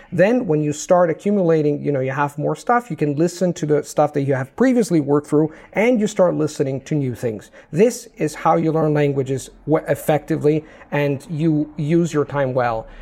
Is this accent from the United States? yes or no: no; Italy; first language Italian; English is a second language; my native language is Italian.